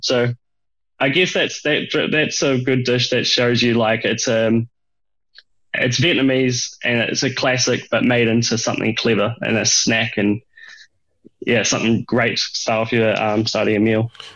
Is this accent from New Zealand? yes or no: yes; Dunedin, Otago, New Zealand; moved away; I grew up in New Zealand in a small town called Dunedin